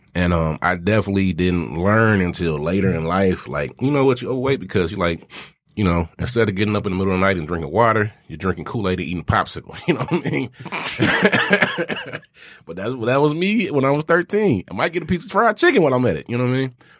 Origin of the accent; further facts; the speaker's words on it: the South, United States; I'm from the South